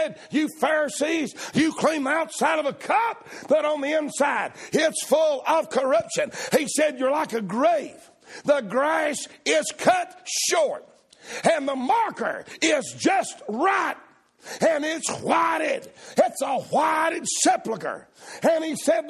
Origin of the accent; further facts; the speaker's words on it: the South, United States; I'm a Southerner